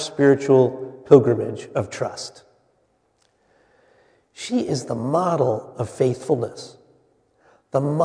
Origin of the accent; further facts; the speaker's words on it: Wyckoff, New Jersey, United States; I grew up in the United Methodist Church in Wyckoff, New Jersey